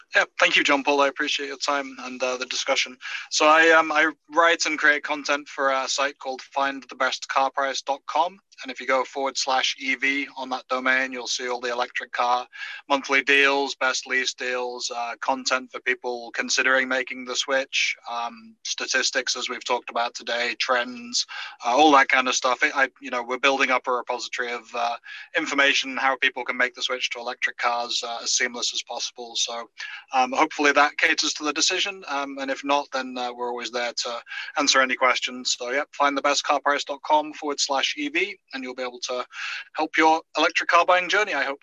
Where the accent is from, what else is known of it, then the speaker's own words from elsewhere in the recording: United Kingdom; now in United States; I'm I'm British by birth